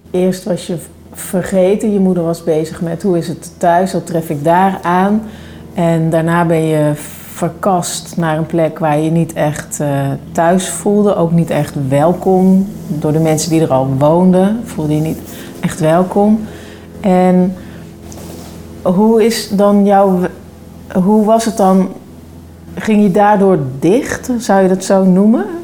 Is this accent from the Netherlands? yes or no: yes; North Brabant, Netherlands; also born or lived in Australia; toen ben ik in Brabant